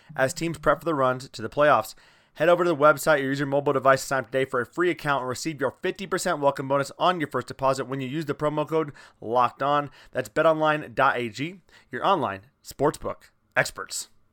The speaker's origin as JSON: {"language": "English", "region": "Iowa", "country": "United States", "said": "I'm from Iowa"}